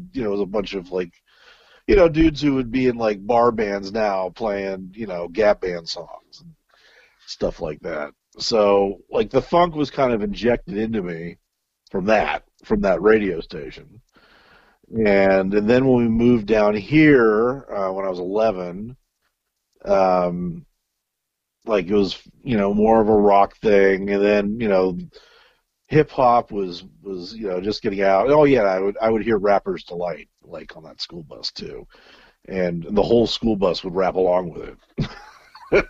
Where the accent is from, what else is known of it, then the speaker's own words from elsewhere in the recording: Little Rock, Arkansas, United States; moved away; Born in Little Rock, Arkansas.